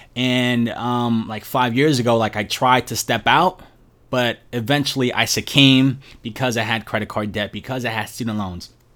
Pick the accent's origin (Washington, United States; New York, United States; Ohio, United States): New York, United States; New York City; born and raised in Brooklyn, New York